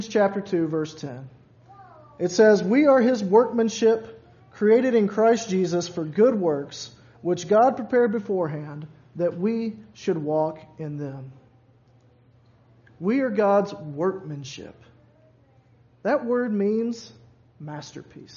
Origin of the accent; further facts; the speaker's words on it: Louisville, Kentucky, United States; I grew up in Louisville, so right there on the river